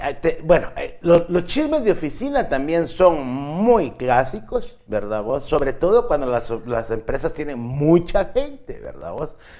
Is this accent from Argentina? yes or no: no; Guatemala; los guatemaltecos